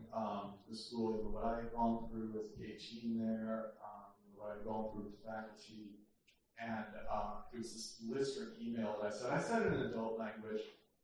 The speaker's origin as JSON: {"language": "English", "town": "Chicago", "region": "Illinois", "country": "United States", "tie": "born or raised there", "moved": "as an adult", "lives_now": "New York, United States", "said": "I'm from originally from Chicago, I went to a Catholic high school"}